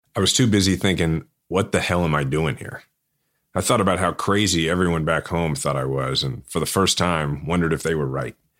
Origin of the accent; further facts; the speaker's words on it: Kansas City, Missouri, United States; my hometown